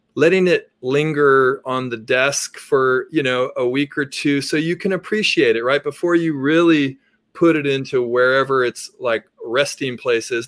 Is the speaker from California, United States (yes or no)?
yes; Berkeley, California, United States; I grew up in Berkeley